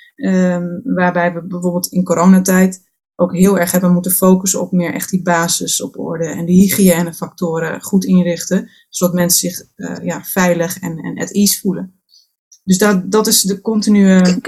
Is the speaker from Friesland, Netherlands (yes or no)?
yes; Friesland, Netherlands; geboren en getogen in Friesland, dus dat zit toch in je